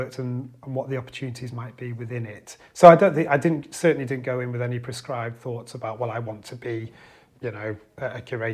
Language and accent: English; Cumbria, North West England, United Kingdom; growing up in Cumbria and in our region in the northeast as well